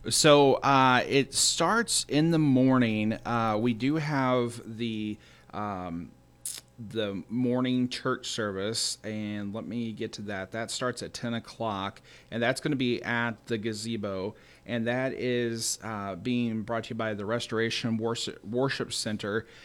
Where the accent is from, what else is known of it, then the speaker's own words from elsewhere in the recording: Farmington, Missouri, United States; now in Desloge, United States; I grew up in Farmington